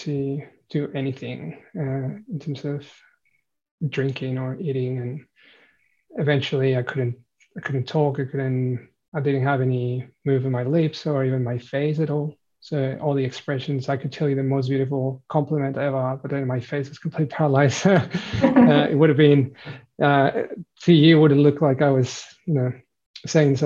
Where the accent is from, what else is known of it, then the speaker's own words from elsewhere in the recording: Mexico; moved away as an adult; now in Australia; I'm originally from Mexico, came to Australia about 10 years ago.